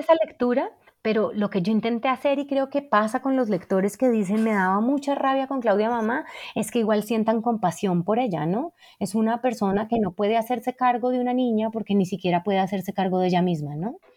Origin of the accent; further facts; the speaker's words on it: Cali, Valle del Cauca, Colombia; yo crecí en Cali